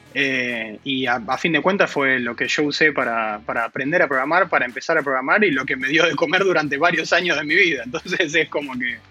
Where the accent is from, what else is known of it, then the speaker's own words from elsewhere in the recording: Buenos Aires, Argentina; yo soy de Buenos Aires, Argentina. Nací aquí y, bueno, sigo viviendo aquí.